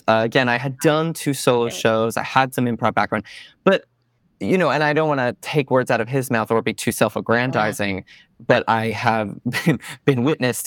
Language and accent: English; Stamford, Connecticut, United States; moved away as an adult; now in New York City, United States; I grew up in Stamford, Connecticut